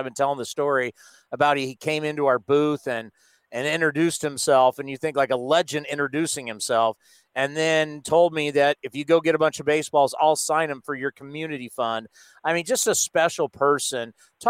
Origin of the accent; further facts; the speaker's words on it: San Diego, California, United States; I grew up in San Diego, so I remember being 12 years old watching